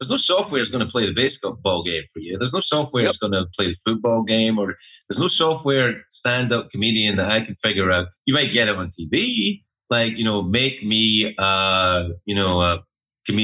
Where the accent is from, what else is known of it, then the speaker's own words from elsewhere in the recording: Scotland, United Kingdom; moved away as an adult; also born or lived in Los Angeles, United States; now in New York City, United States; my hometown in Scotland